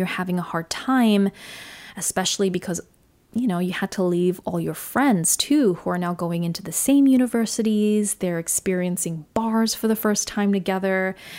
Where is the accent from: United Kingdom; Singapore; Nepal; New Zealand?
Singapore; born there; accent: Australian; yes, I was born in Singapore. Singapore is my home, but I didn't necessarily feel connected to that country or to the people there.